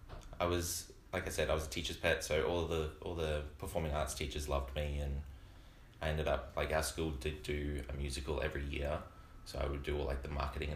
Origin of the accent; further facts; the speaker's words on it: Brisbane, Queensland, Australia; I grew up in Brisbane, where it's 30 degrees, 300 days of the year, it's disgustingly hot.